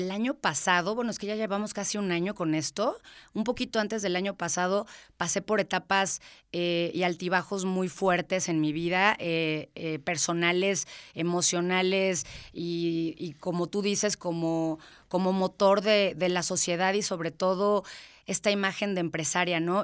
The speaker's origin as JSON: {"language": "Spanish", "region": "Querétaro", "country": "Mexico", "said": "yo soy orgullosamente queretana. Este, mis papás no son queretanos, pero yo soy totalmente queretana"}